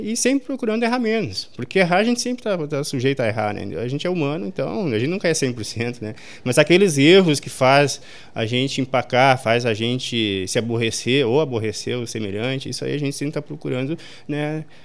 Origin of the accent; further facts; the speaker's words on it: Sobradinho, Brazil; eu nasci e me criei aqui em Sobradinho